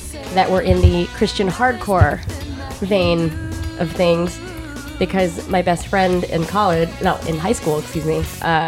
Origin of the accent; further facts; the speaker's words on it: United States; I grew up in the Mojave Desert